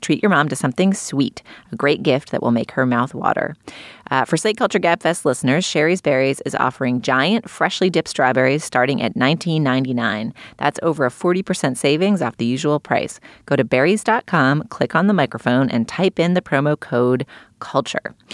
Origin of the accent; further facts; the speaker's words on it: Boston, Massachusetts, United States; I grew up in New England, in Boston